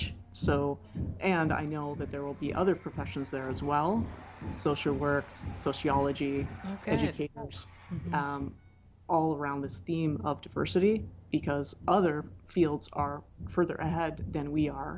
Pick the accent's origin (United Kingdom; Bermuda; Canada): Canada; I'm Canadian